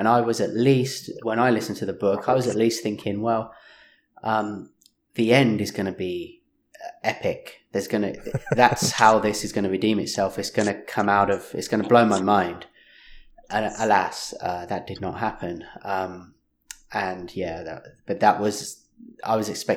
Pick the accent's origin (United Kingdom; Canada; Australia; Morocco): United Kingdom; England; being English